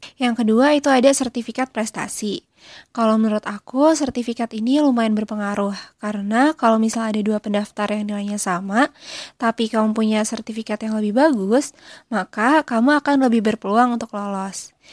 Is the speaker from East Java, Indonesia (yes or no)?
no; Tanggamus Regency, Lampung, Indonesia; Aku berasal dari daerah Lampung, Kabupaten Tagamus